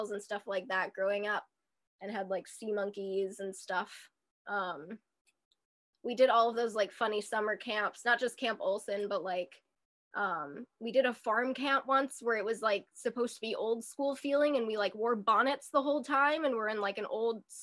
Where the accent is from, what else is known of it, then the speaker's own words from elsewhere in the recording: Minneapolis, Minnesota, United States; I grew up in Seward, Minneapolis.